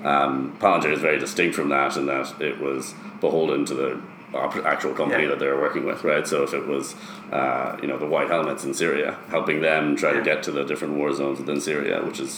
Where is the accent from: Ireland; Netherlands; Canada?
Ireland; born there; also born or lived in United States; Yeah, so I'm originally from Ireland. I was born in Ireland. I spent about half my life in the US